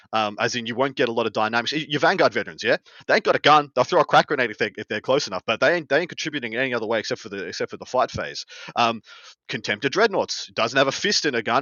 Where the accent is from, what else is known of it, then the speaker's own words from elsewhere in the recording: Australia; moved away; my home country